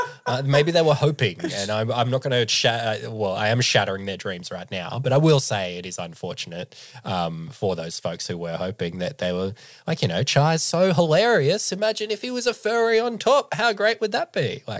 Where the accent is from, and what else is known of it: Australia